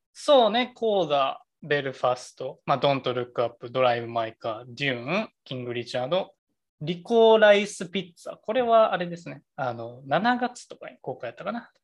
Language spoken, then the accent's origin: Japanese; Kansai, Japan; 俺ら関西出身